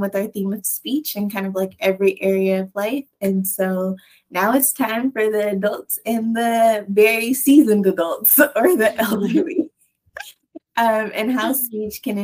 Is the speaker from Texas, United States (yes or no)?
yes; Texas, United States; accent: southern twang; I am a Texan, so there are times I have like that southern twang when I talk